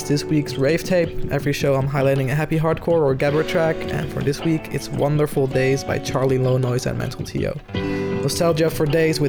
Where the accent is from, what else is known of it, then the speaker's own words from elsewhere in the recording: Zoetermeer, South Holland, Netherlands; He's actually also from Zoetermeer, my hometown. Fun fact, my hometown has a really ugly bridge. It's called the Nelson Mandela Bridge.